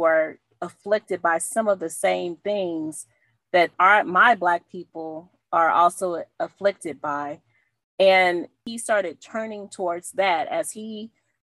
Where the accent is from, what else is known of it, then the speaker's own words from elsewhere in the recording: the South, United States; we're from the South